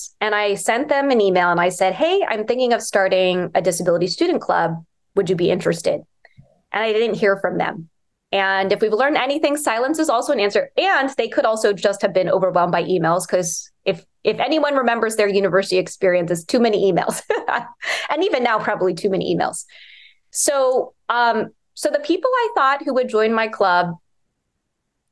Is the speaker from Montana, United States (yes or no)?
no; Bethesda, Maryland, United States; growing up in Bethesda